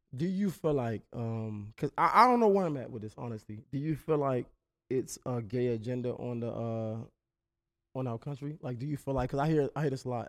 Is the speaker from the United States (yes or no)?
yes; Baltimore, Maryland, United States; I'm from Baltimore, but it's you would recognize it as D M V